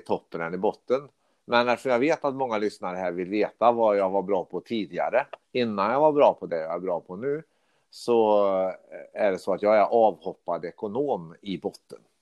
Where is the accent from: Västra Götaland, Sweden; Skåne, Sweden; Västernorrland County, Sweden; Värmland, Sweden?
Värmland, Sweden; Karlstad; now in Stockholm, Sweden; jag bor i Stockholm, men jag är från Karlstad